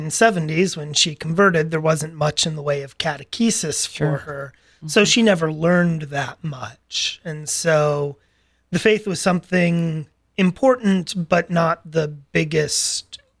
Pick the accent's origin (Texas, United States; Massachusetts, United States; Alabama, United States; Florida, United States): Alabama, United States; my parents were in the Air Force. My dad retired, actually, before I was even born, but my mom continued in her service. And so we went down there, and she actually retired just 3 or 4 years into our living there.